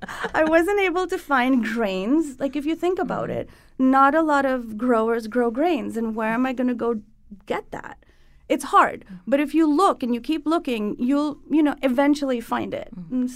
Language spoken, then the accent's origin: English; Mumbai, Maharashtra, India; So I grew up in Bombay, and I spent the weekends in the countryside with families that homesteaded.